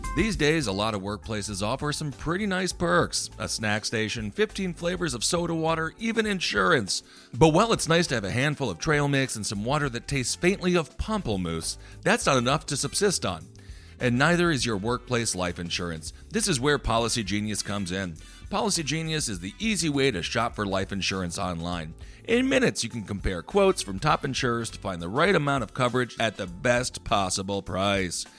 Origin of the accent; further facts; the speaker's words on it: Wisconsin, United States; I grew up in Wisconsin